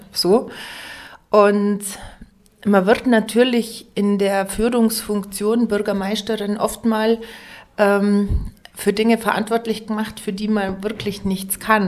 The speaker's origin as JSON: {"language": "German", "town": "Lengenwang", "region": "Bavaria", "country": "Germany", "tie": "born or raised there", "accent": "Allgäu dialect (Lengenwang)", "moved": "yes", "lives_now": "Pfronten, Germany", "said": "ich kann Dialekt, ähm, originär natürlich Längerwanger, Bethlehem, ich komme aus dem Ortsteil Bethlehem, Bethlehemer Dialekt."}